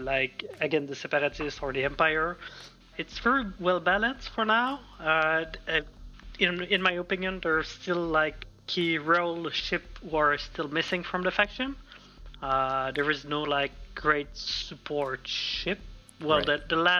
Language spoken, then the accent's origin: English; Montreal, Quebec, Canada; I'm from Montreal